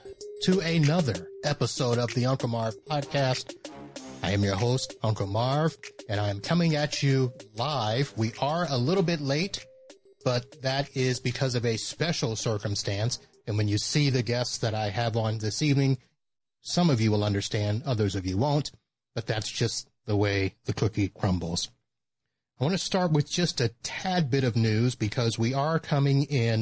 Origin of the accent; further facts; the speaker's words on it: Satellite Beach, Florida, United States; I grew up in Satellite Beach, folks. That's basically on the coast of Florida, south of Cape Canaveral, south of Cocoa Beach, and the famed Patrick Air Force Base